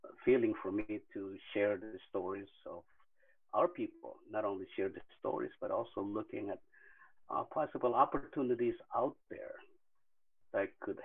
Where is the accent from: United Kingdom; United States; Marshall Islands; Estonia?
Marshall Islands; also born or lived in Kwajalein / Bikini Atoll; I am from the Marshall Islands